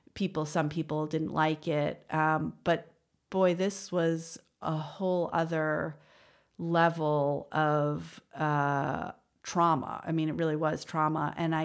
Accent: New York, United States; So, you know, I grew up in the West Village, but I went to yeshiva from first grade to eighth grade, a very religious Jewish school called Ramaz

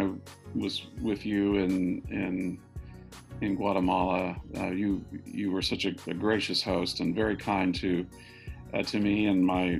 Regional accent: United States; as an American.

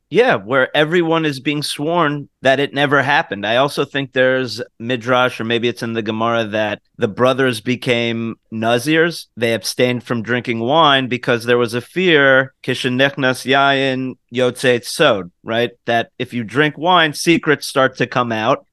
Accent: United States; As an American

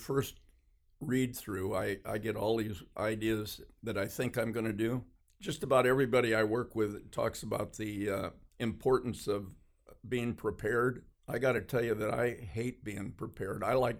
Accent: Hollywood, California, United States; born there; I was born in Hollywood, California.

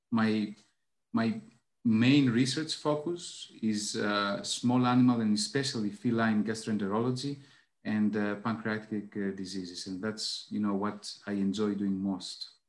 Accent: Athens, Attica, Greece; English is a second language; now in Karditsa, Greece; Well, right now I'm in in Karditsa. It's a small uh, town in in Greece. I'm originally from Athens, so I spend half my time in Athens, half my time in uh, Karditsa practically.

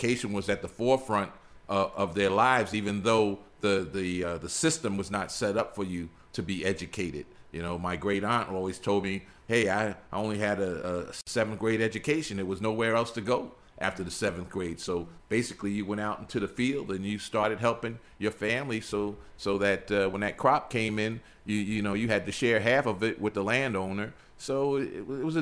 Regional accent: New Jersey, United States; moved away as an adult; now in Georgia, United States; I was born in New Jersey, and my mother was born in New Jersey

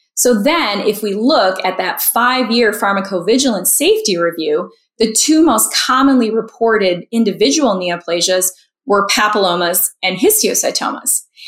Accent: Marco Island, Florida, United States; now in Chicago, United States; I'm a Florida native growing up on Marco Island

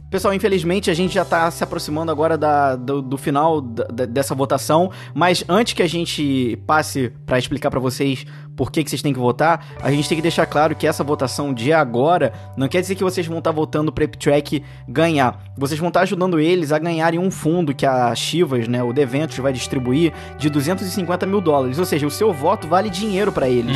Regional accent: Brazil; como brasileiro

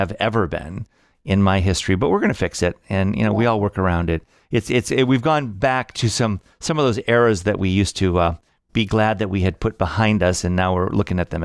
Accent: Midwest, United States; moved away as an adult; now in New York, United States; I'm very Midwestern

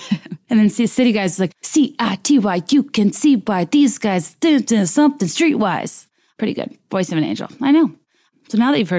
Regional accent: Mid-Atlantic, United States; us middle Americans, I'm an East Coaster, I'm from the Mid-Atlantic.

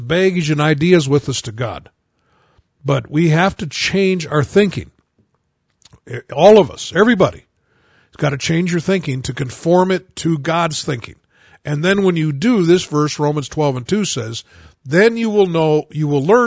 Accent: United States; I only know one language. I'm an American

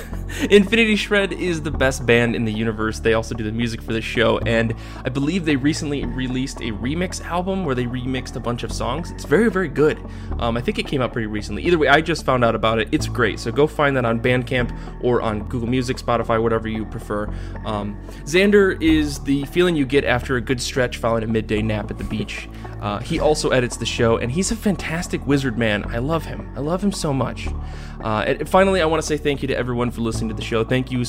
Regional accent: United Kingdom; now in France; I'm also British in France.

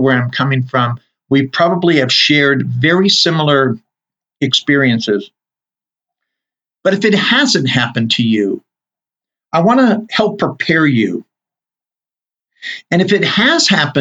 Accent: Southern California, United States; now in Utah, United States; growing up in Southern California, I'm very used to earthquakes.

